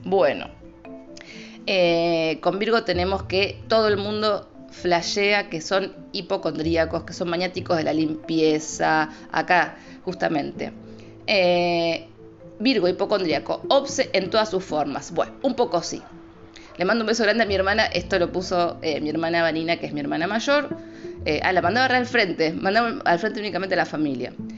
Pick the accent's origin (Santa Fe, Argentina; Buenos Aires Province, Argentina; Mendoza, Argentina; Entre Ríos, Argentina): Santa Fe, Argentina; Rosario; soy de Rosario